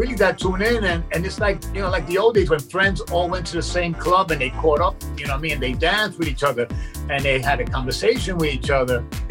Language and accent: English; New York City, New York, United States; we lived in Brooklyn, in a ghetto in Brooklyn